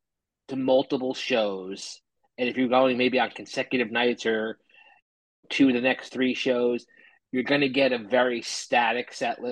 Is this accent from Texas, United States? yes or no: no; Kearny, New Jersey, United States; moved away as an adult; now in Houston, United States; Born and raised in Kearny, New Jersey, but I've been living in Houston since 2010.